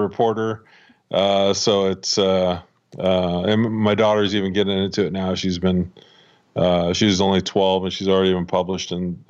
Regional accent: Washington, United States; Well, I grew up here in the Pacific Northwest, and I've lived here pretty much my whole life. Was born and raised just west of Seattle, out on the Olympic Peninsula

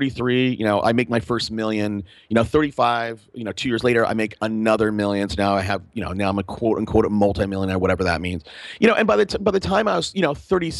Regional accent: Fresno, California, United States; I grew up in Fresno

